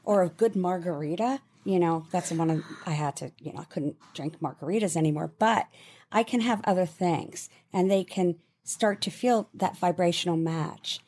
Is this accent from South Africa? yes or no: no; United Kingdom